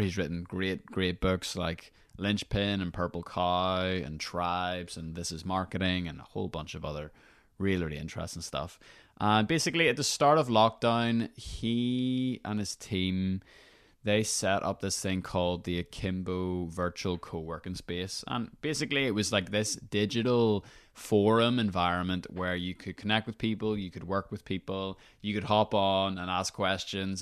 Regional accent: Northern Ireland, United Kingdom; I'm from Northern Ireland

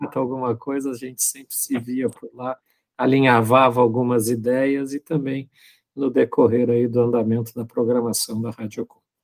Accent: Pelotas, Rio Grande do Sul, Brazil; moved away as an adult; also born or lived in Frederico Westphalen; eu sou natural de Pelotas, mas eu estava há muito tempo fora de Pelotas, há quase 20 anos longe de Pelotas.

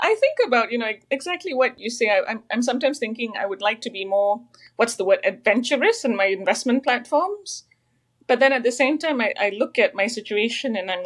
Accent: Malaysia; moved away; I'm Malaysian originally

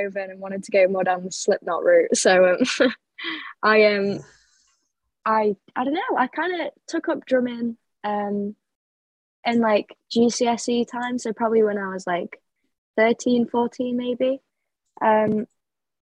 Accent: Sheffield, Yorkshire and the Humber, United Kingdom; moved away as an adult; now in Manchester, United Kingdom; I'm from Sheffield. I moved to Manchester last September for university

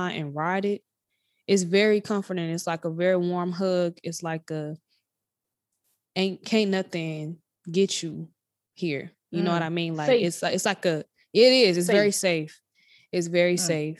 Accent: Chicago, Illinois, United States; moved away as an adult; also born or lived in Nashville, Tennessee, United States; now in Indianapolis, United States; I was raised there, but I was not born there

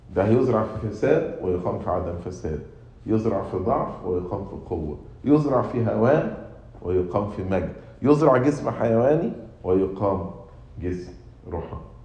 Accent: Egypt; moved away; also born or lived in United States; أنا مواطن أمريكي مواطن مصري

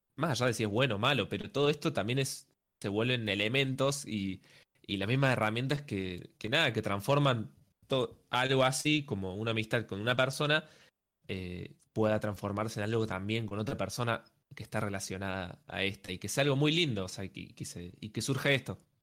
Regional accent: Córdoba, Argentina; soy de Córdoba, entonces tuve que viajar

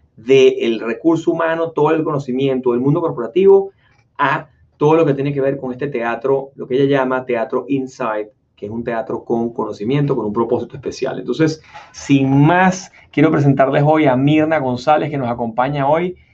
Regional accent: Venezuela; now in United States; somos oriundos ambos de Venezuela

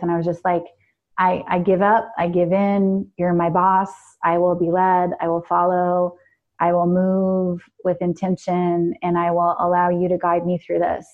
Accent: New York, United States; New York

